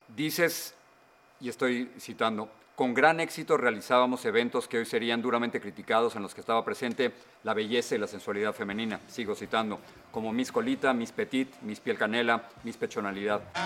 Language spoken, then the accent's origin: Spanish; Mexico; tú y yo somos mexicanos